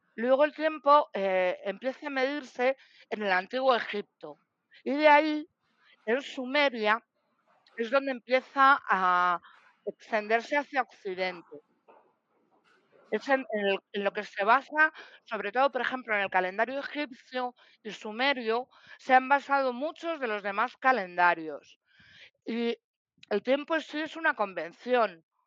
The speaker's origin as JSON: {"language": "Spanish", "town": "Madrid", "region": "Community of Madrid", "country": "Spain", "said": "soy de Madrid"}